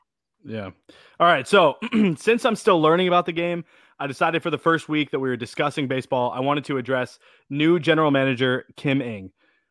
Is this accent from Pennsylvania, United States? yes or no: yes; Pittsburgh, Pennsylvania, United States; growing up in Pittsburgh